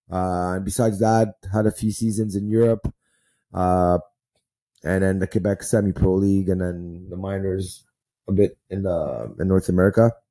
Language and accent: English; Israel; born there; I was born in Israel, um, 1982, and uh, that's the year there was the war of Lebanon.